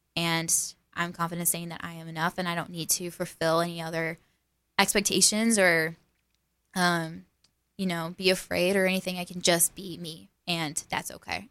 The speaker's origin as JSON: {"language": "English", "town": "Hemet", "region": "California", "country": "United States", "tie": "born or raised there", "also_born_or_lived": "Waco, Texas", "moved": "as an adult", "lives_now": "Kerrville, United States", "said": "my hometown is Hemet, California, which is in, like, deep south"}